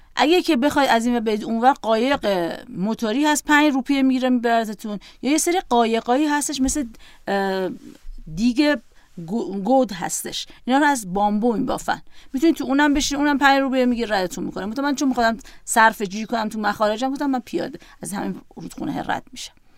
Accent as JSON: {"language": "Persian", "country": "Iran", "said": "گفتم ایران"}